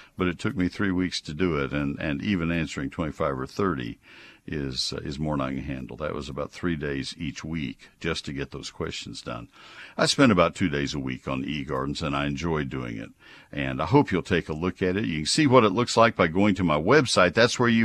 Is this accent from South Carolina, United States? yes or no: no; College Station, Texas, United States; also born or lived in Alpine, Texas / Ohio; I grew up in College Station